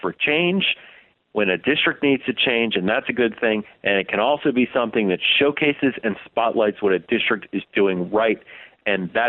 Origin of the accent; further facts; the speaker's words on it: New Jersey, United States; I grew up in New Jersey